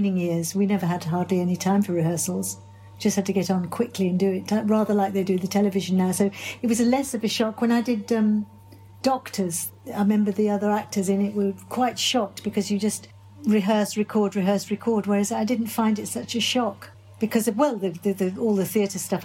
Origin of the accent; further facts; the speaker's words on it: Birmingham, West Midlands, United Kingdom; moved away; I come from Birmingham